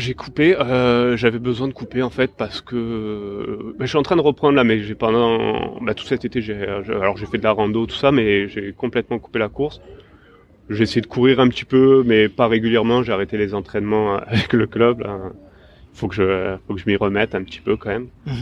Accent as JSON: {"language": "French", "area": "Var", "region": "Provence-Alpes-Côte d'Azur", "country": "France", "tie": "born or raised there", "lives_now": "Marseille, France", "said": "j'ai grandi dans, dans la, quoi, dans le Var beaucoup"}